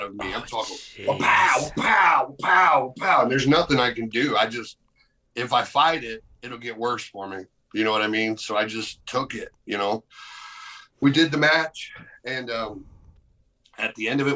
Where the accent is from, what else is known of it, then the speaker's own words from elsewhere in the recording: United States; I'm an American